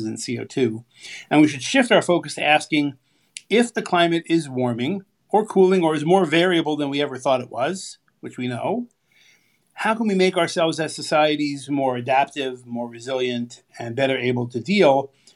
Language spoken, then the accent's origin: English; California, United States; I grew up in California.